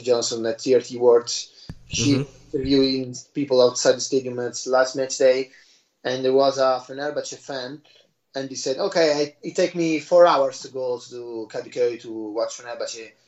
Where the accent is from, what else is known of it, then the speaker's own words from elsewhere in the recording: Bergamo, Lombardy, Italy; moved away; Bergamo, uh, my hometown